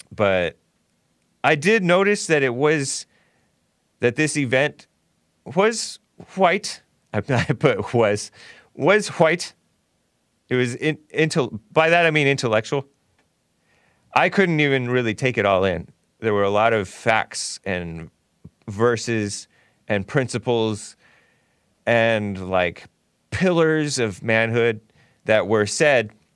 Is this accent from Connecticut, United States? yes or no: no; Temple City, California, United States; also born or lived in El Monte; I grew up in Temple City